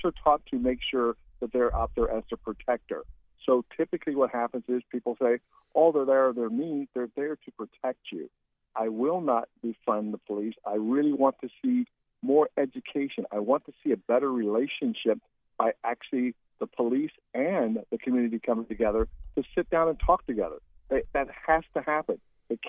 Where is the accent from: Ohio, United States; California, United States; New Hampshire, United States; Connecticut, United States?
Ohio, United States; Columbus; now in Florida, United States; I was born in Columbus, Ohio. I moved here in 1987